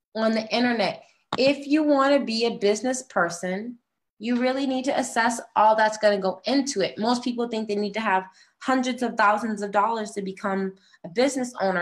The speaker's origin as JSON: {"language": "English", "town": "Boston", "region": "Massachusetts", "country": "United States", "also_born_or_lived": "New York / New Jersey / California", "moved": "as an adult", "said": "I come from Boston. I lived in New York, New Jersey"}